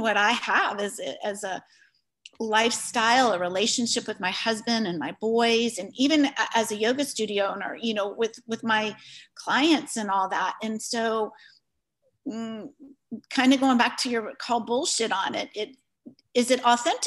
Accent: United States; we as American white women

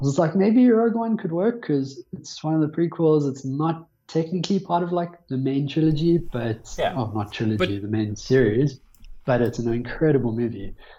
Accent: Johannesburg, Gauteng, South Africa; born and raised in Johannesburg.

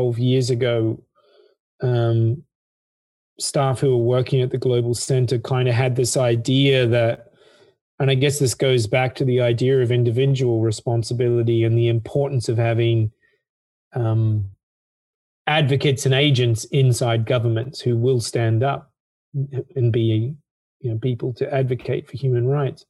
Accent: Australia; I come from Australia, so it's high school certificate in Australia

